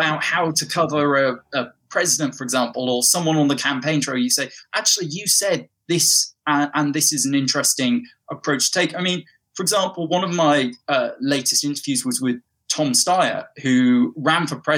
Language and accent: English; England, United Kingdom; I grew up in the north of England, and I went to school down in the south of England, hence how I lost my accent.